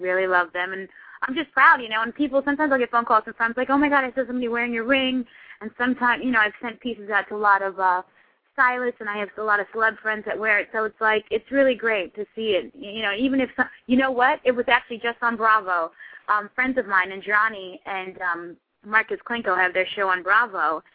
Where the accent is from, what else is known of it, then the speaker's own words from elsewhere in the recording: Haiti; moved away; I grew up in Haiti as well